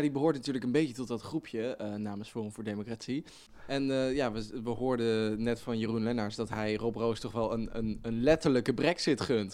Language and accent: Dutch; Netherlands; wij als, als Nederland misschien wat, wat meer stijfjes zijn